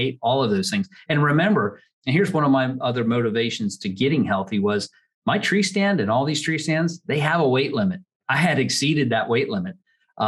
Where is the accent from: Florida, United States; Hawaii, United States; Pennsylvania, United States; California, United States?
Pennsylvania, United States; Pottstown; I grew up in Montgomery County outside of Pottstown, Pennsylvania.